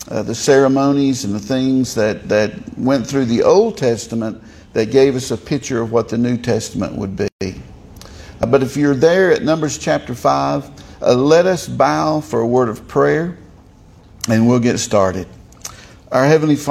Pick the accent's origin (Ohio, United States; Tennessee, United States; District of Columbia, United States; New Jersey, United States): Tennessee, United States; southern; accent: southern Tennessee; a southern Tennessee accent